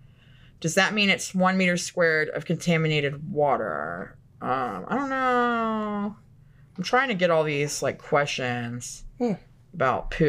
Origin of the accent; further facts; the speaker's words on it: Florida, United States; I grew up in Florida